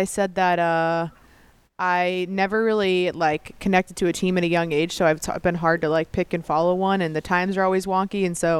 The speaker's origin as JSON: {"language": "English", "town": "Kansas City", "country": "United States", "also_born_or_lived": "Omaha, Nebraska", "moved": "as an adult", "said": "I'm from Kansas City."}